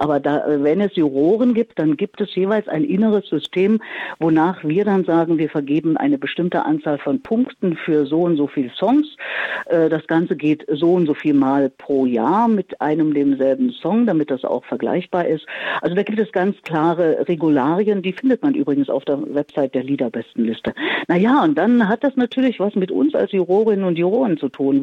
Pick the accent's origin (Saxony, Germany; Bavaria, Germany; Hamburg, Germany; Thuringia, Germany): Thuringia, Germany; Erfurt; moved away as an adult; now in Berlin, Germany; ich bin in Erfurt, meiner Heimatstadt, alle meine zwölf Schuljahre fast täglich auch in der Musikschule gewesen